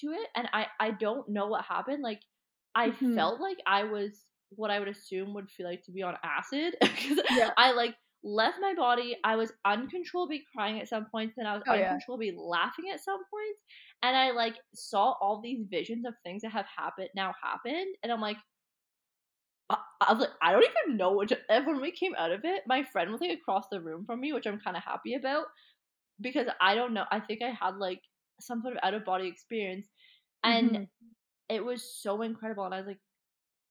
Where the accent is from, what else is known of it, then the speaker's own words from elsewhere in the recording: Collingwood, Ontario, Canada; moved away as an adult; now in Bali, Indonesia; I grew up in, like near Collingwood area, but on Georgian Bay